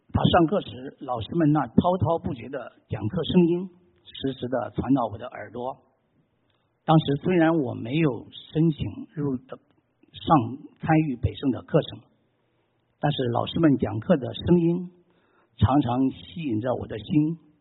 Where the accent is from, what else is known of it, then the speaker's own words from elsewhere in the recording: China; moved away as an adult; also born or lived in Boulder, Colorado; now in United States; 我出生在大陆一个无神论的环境